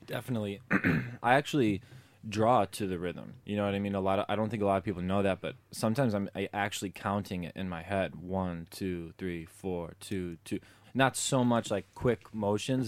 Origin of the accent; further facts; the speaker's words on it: Chicago, Illinois, United States; was born and raised in Chicago